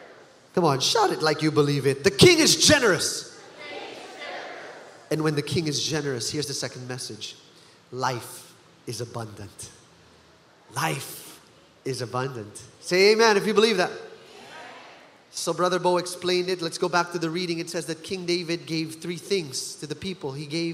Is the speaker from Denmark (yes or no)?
no; Philippines; But as a Filipino, here's how I know that this is so Filipino.